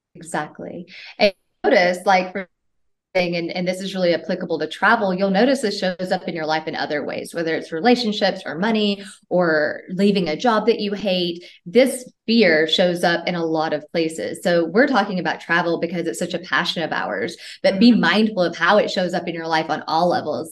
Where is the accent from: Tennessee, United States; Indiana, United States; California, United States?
Tennessee, United States; moved away as an adult; I'm from Tennessee in the US. And um, I left, well, I started traveling when I was 19 years old from the US.